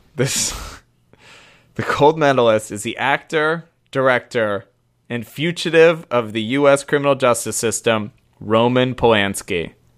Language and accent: English; United States; as an American